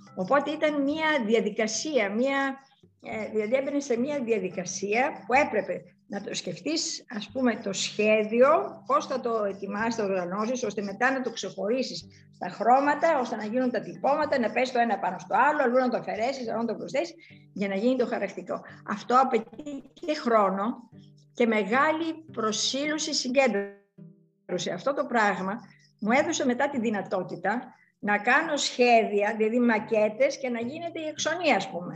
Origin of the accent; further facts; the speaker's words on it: Larissa, Thessaly, Greece; also born or lived in Athens; Έζησα σε ένα τέτοιο, ας πούμε, περιβάλλον, ας πούμε, της Λάρισσας, τα 12 χρόνια του σχολείου